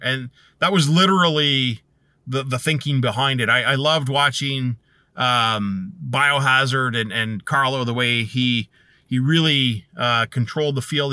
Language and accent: English; Canada; being Canadian